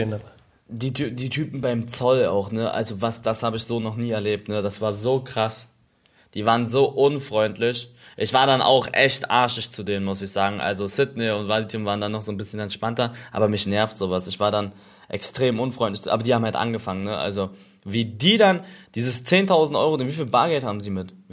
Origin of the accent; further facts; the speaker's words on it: Germany; Ich sag, ja, ich bin äh, Deutsch, ich bin hier geboren, ich bin Deutscher.